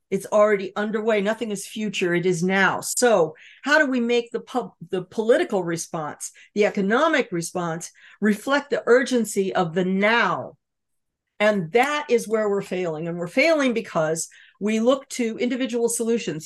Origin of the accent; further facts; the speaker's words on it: Los Angeles, California, United States; I grew up in California surrounded by Standard Oil with oil derricks offshore pumping tar onto the beaches